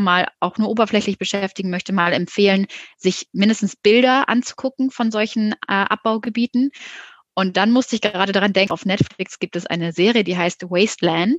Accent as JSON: {"language": "German", "region": "Hamburg", "country": "Germany", "said": "ich komme aus Hamburg und habe mir deswegen auch in Hamburg ein Startup gesucht"}